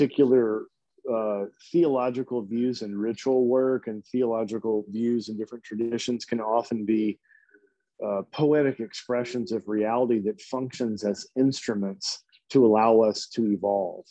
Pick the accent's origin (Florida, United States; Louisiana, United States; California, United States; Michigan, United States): Louisiana, United States; moved away; also born or lived in Texas; I grew up in Louisiana, so it was just so hot and so humid